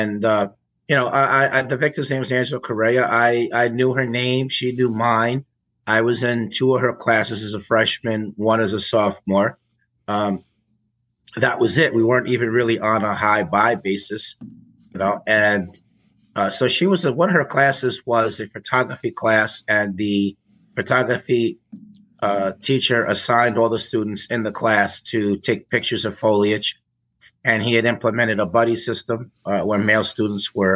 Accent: Peekskill, New York, United States; So my early life, so I grew up in Peekskill. It was in Westchester County, New York.

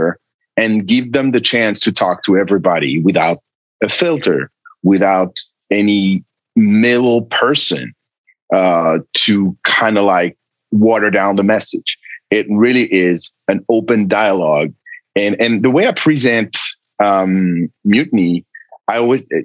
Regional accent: France; moved away; It was in France, in my home country

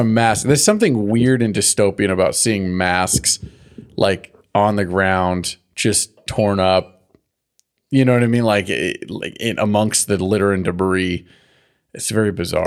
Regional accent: California, United States; growing up in California, having this drought

